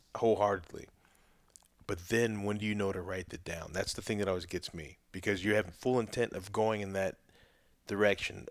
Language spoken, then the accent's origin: English; Chicago, Illinois, United States; moved away; also born or lived in Oklahoma / Saint Louis, Missouri; growing up in Chicago at that, at that time when I was there